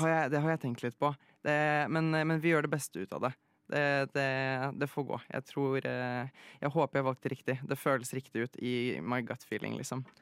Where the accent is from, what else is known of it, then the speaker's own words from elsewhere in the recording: Oslo, Norway; also born or lived in Poland; Jeg ble født i Polen, mm. Eh, og så flyttet jeg hit, eller til, til Norge, da jeg var uh, ca. tre-fire år gammel. og så har jeg egentlig bare vokst opp i Oslo.